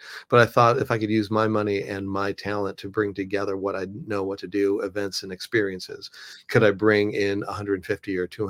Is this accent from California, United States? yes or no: yes; Los Angeles, California, United States; now in Nashville, United States; I've been doing since I moved here to Nashville 9 years ago. I came from Los Angeles and wanted to get involved in the creative community here.